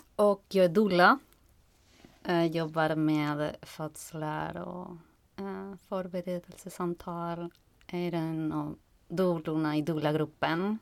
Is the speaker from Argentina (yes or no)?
yes; Argentina; Swedish is a second language; moved away as an adult; now in Stockholm, Sweden; Jag kommer från eh, Argentina